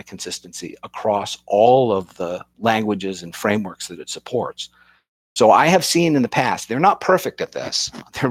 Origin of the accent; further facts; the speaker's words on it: Boston, Massachusetts, United States; I'm from the Boston area